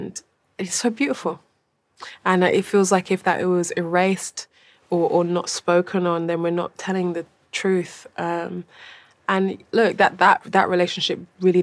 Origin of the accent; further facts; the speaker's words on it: London, United Kingdom; I'm from London. I think it's very, like, I think I have a very London perspective on the world